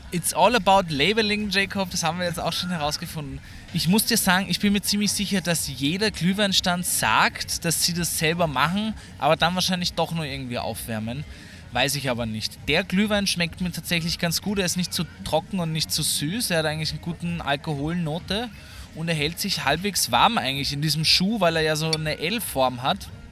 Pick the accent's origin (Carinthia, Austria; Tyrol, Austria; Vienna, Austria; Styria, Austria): Vienna, Austria; ich als Wiener